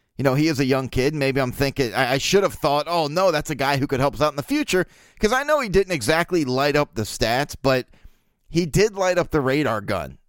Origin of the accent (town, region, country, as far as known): Baltimore, Maryland, United States; born or raised there